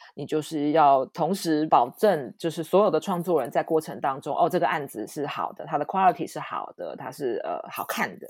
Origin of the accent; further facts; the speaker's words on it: Taiwan; 我爸爸妈妈大概在四五十年前就成立了这家 production，在，在台湾的制作公司